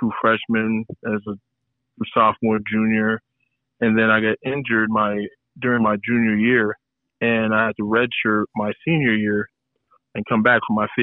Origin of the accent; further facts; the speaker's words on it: Portland, Oregon, United States; also born or lived in Columbus, Ohio; I'm from Portland, Oregon. I wasn't born there, but I was raised there. I was born in Columbus, Ohio.